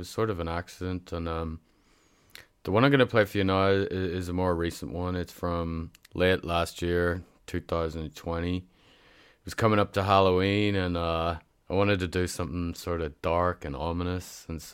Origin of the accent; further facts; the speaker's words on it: Northern Ireland, United Kingdom; if you're wondering about my funny accent, it's because I'm from Northern Ireland.